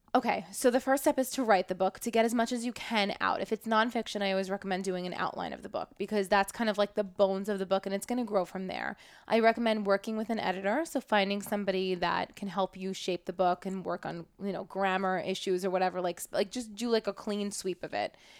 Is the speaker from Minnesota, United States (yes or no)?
no; New York City, New York, United States; I grew up in Brooklyn